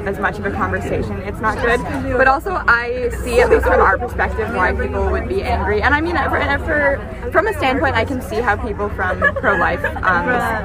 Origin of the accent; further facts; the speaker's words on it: Claremont, California, United States; also from Claremont